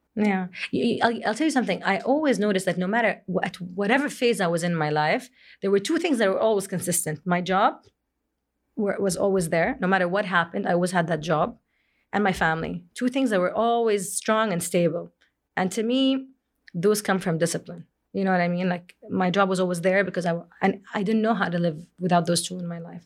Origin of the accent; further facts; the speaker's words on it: Jeddah, Makkah Province, Saudi Arabia; moved away as an adult; also born or lived in Kuwait / Boston; in February, I moved back to Jeddah from Kuwait after being there for almost six years